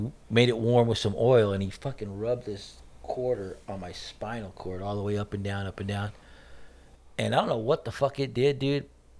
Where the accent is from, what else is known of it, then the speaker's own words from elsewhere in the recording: Garden Grove, California, United States; growing up in Garden Grove, dude, you got, you know, Asian guys, Mexican guys, black guys.